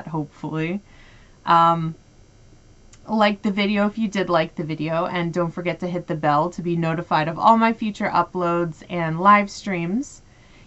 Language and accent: English; United States; I'm American